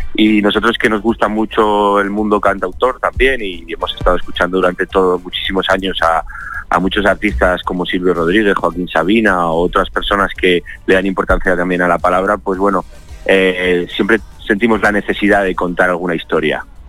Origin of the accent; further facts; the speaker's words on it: Zaragoza, Aragon, Spain; now in Madrid, Spain; yo que soy, eh, bueno, un zaragozano afincado en Madrid desde hace 20 años, es decir, soy de aquí, de España